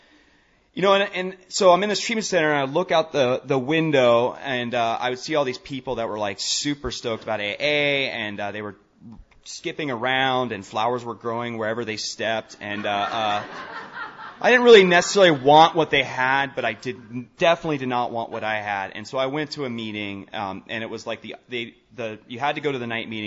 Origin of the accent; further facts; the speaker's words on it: Portland, Oregon, United States; I'm from Portland, Oregon.